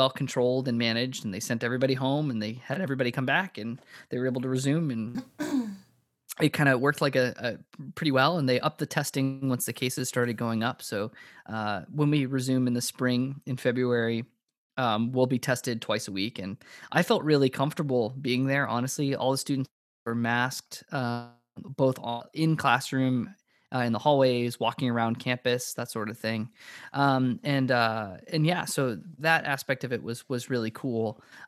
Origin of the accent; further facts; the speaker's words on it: Nashua, New Hampshire, United States; moved away as an adult; But now I'm in my hometown, Nashua, New Hampshire, where I grew up. So I haven't lived here since I was 18